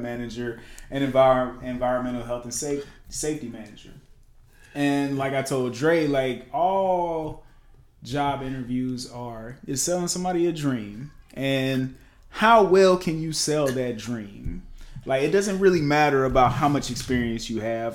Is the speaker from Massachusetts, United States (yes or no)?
no; Lancaster, South Carolina, United States; I come from Lancaster, South Carolina. I'm just a country boy